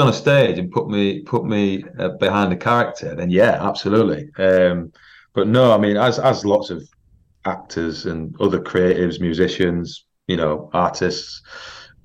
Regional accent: York, Yorkshire and the Humber, United Kingdom; moved away as an adult; also born or lived in London; I'm from York originally, spent all my childhood there

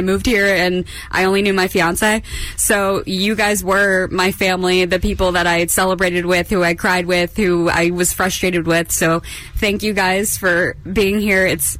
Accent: Florida, United States; moved away as an adult; now in New York City, United States; I grew up in Florida. I never thought that I would be here. Like, I think I was 30 when I came to New York City, and it was always my goal to be here.

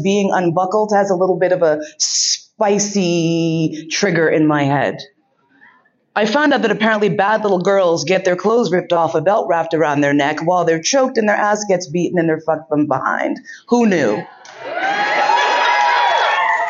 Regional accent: New York, United States; growing up in New York

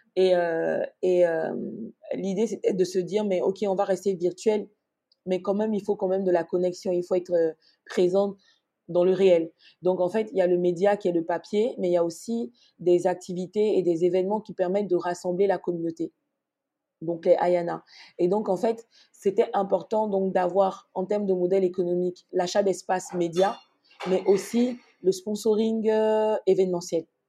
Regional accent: Abidjan, Côte d’Ivoire; moved away as an adult; also born or lived in Morocco; now in Abidjan, Côte d'Ivoire; je suis née à Abidjan, au CHU de Trècheville plus précisément, et j'ai grandi à Abidjan, en Côte d'Ivoire

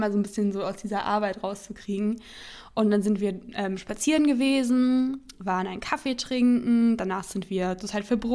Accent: near Hanover, Lower Saxony, Germany; now in Berlin, Germany; ich komme aus der Nähe von Hannover

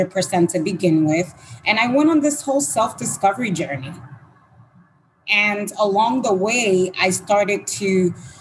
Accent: Dominican Republic; moved away; I was born in Dominican Republic.

